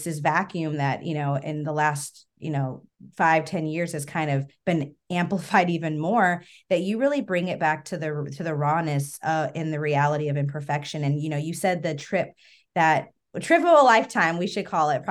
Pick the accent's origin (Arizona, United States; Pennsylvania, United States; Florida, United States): Arizona, United States; moved away; I'm from Arizona